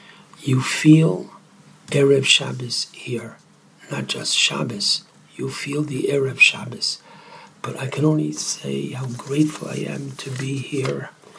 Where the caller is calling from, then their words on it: Beit Shemesh, Jerusalem District, Israel; I am calling from Beit Shemesh, where it is quite warm, but oh, is it worth it?